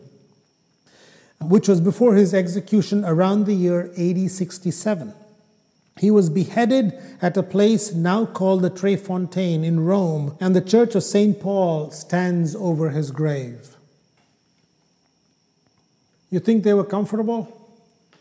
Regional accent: Kerala, India; first language Malayalam; English is a second language; moved away; my home state in India, in Kerala

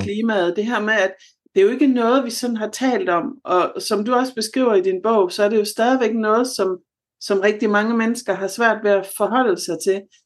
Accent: Southern Jutland, Southern Denmark, Denmark; moved away; Jeg er oprindelig fra Sønderjylland

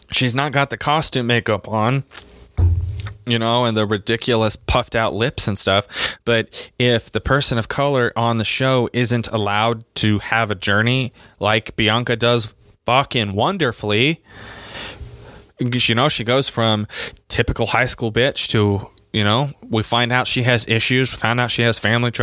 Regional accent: United States

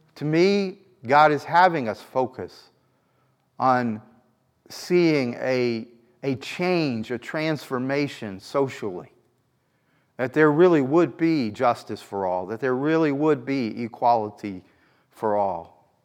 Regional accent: New York, United States; as a New Yorker

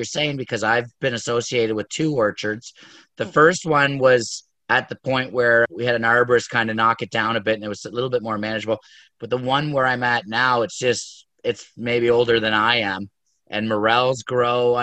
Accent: Canada; I'm a Canadian

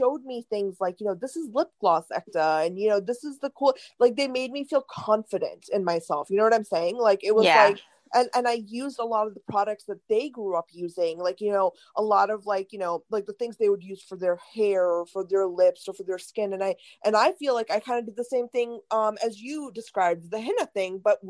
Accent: Cincinnati, Ohio, United States; also born or lived in India / Michigan; so I was born in India, and when I first came to the States, we were in Michigan, but then we moved to Cincinnati, Ohio.

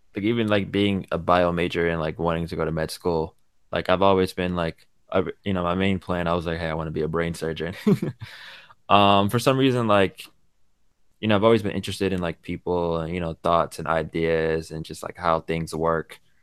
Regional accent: New York, United States; born in New York

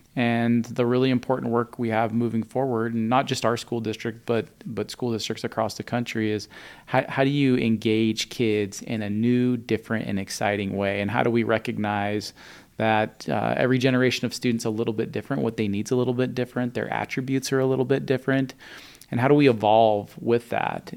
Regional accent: Spokane, Washington, United States; I grew up in Spokane

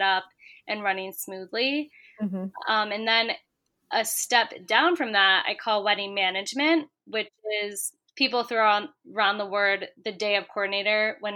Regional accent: Syracuse, New York, United States; moved away as an adult; now in New York City, United States; I'm from the Syracuse area

